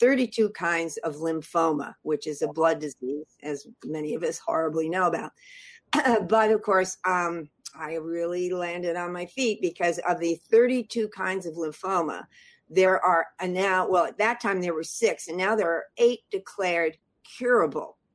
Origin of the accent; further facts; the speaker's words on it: Los Angeles, California, United States; moved away as an adult; now in San Francisco Bay Area, United States; I grew up in Hollywood